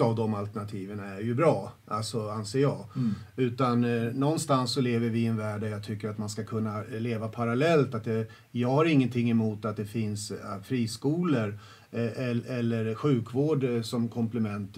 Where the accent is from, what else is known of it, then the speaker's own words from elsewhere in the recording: Södertälje, Stockholm County, Sweden; jag är uppväxt i Södertälje, eh, centralt, eh, i, i liksom Kallhov